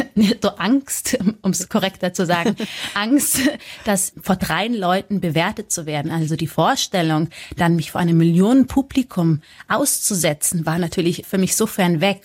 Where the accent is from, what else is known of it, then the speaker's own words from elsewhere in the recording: Munich, Bavaria, Germany; ich komme ja aus München